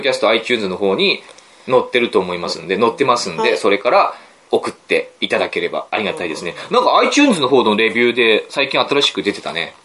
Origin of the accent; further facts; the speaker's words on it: Aomori, Japan; 地元の、僕の実家の町